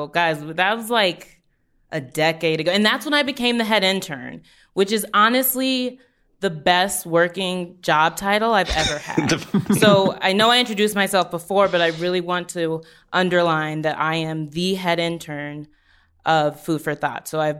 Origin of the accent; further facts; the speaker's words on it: New Orleans, Louisiana, United States; I'm from New Orleans. There's, like, as you know, there's, like, the Catholicism that was forced upon everybody.